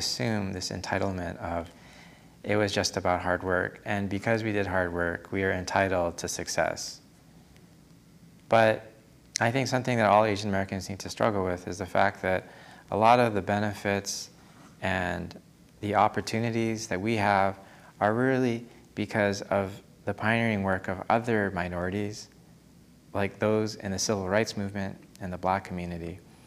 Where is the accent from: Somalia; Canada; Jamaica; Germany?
Canada; moved away as an adult; also born or lived in California / East Coast, United States; now in United States; Growing up in Canada and then spending an extended time in California